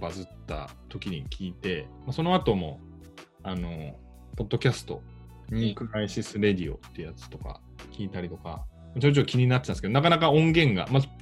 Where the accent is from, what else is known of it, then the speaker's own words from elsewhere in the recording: Fukuoka, Japan; いや、地元は福岡で、まあ今、そう、今住んで